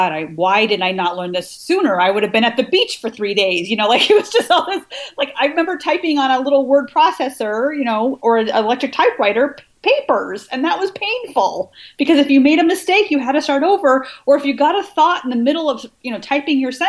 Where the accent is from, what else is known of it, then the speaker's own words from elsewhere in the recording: Washington, United States; moved away as an adult; also born or lived in Michigan / New York; I moved from Michigan back to Washington State, which is my home state